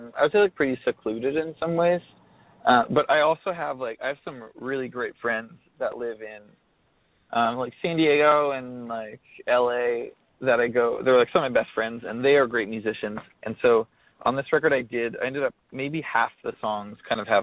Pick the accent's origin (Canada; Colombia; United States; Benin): Canada; Alberta; It's this small town, a lot like the one I grew up in Alberta